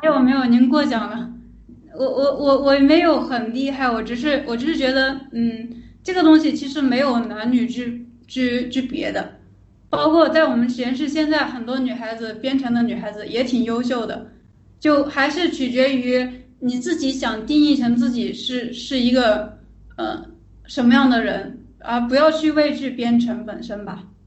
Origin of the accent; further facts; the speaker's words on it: Changsha, Hunan, China; now in Shenzhen, China; 我是湖南人，长沙